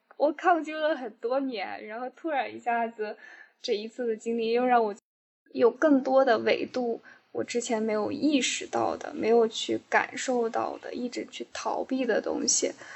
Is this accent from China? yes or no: yes; Northwest China, China; moved away; 因为我从小在西北长大